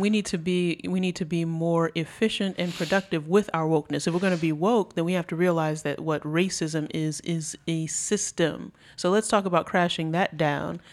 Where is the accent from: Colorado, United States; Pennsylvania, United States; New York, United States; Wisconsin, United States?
New York, United States; moved away; I grew up in New York.